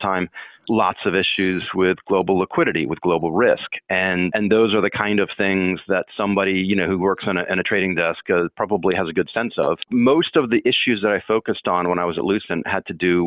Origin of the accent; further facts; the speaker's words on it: Baltimore, Maryland, United States; moved away; I'm from the Baltimore area originally, right, and my family was nearby there